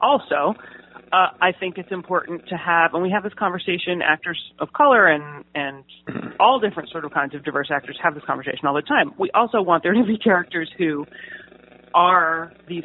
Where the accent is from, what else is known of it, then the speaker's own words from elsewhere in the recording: New Jersey, United States; moved away as an adult; also born or lived in Pittsburgh; now in Los Angeles, United States; New Jersey